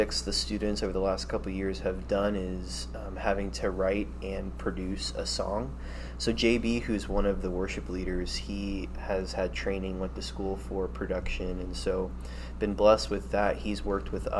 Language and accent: English; Fredericksburg, United States; Mennonite Christian Assembly was a church I grew up in Fredericksburg.